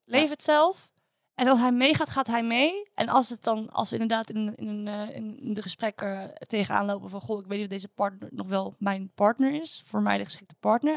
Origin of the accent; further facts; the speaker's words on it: Netherlands; als Nederlanders